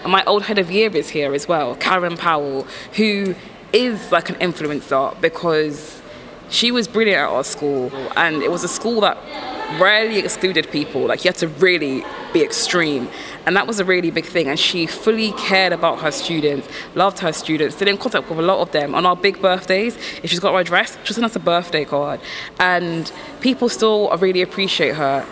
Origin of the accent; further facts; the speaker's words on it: Croydon, London, United Kingdom; also born or lived in Caribbean; I am from the Caribbean, but also I'm from Croydon